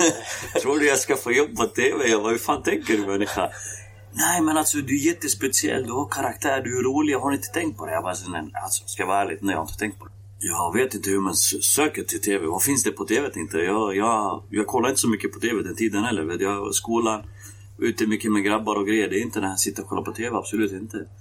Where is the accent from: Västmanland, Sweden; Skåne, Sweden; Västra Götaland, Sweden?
Västmanland, Sweden; Västerås; also born or lived in Kosovo; Jag kom till Västerås 1995. Så 95 har jag bott i Västerås